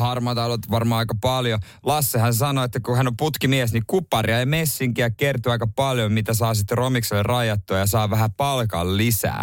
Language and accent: Finnish; Ostrobothnia, Finland; now in Helsinki, Finland; tuolla meillä päin Pohjanmaalla